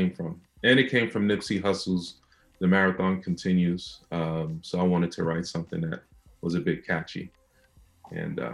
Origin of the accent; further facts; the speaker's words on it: New York City, New York, United States; I was born and raised in Brownsville, Brooklyn